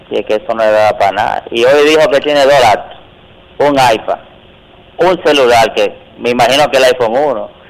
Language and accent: Spanish; Santo Domingo Este, Distrito Nacional, Dominican Republic; now in Santo Domingo, Dominican Republic; yo nací en Villa Duarte.